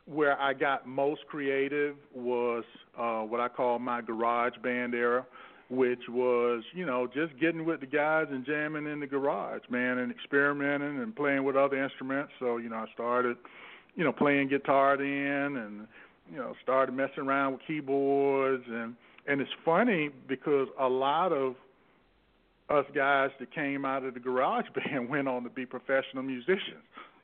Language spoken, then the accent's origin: English; St. Petersburg, Florida, United States; I grew up in Florida. I'm from St. Petersburg, Florida.